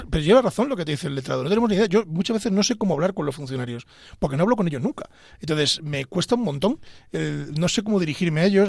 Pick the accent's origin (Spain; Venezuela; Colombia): Spain; Pedro Bernardo, Castile and León; moved away as an adult; now in Madrid, Spain; yo soy abulense, soy de Pedro Bernardo, y yo pues era un chico de provincia